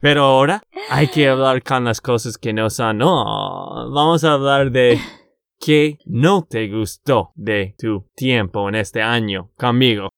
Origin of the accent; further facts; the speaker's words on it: Texas, United States; de Texas, Estados Unidos